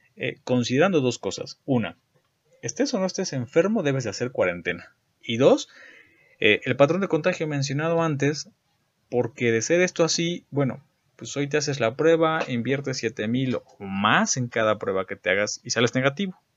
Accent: Mexico; en México

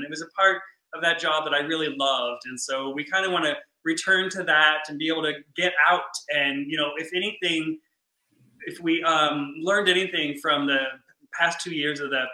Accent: Chicago, Illinois, United States; also born or lived in Iowa; we're from Chicago

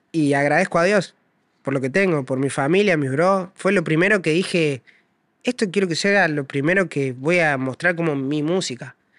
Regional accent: Córdoba, Argentina; Córdoba es mi barrio, todo Córdoba es mi barrio.

